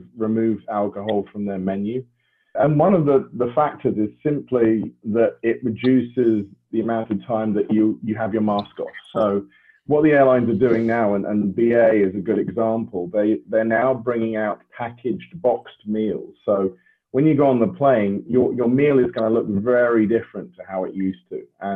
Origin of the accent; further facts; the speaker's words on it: United Kingdom; as a Brit